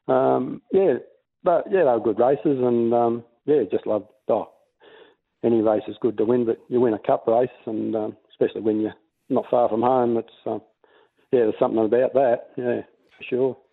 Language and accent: English; Mornington, Victoria, Australia; I was born in Mornington. We had a bit of a farm down there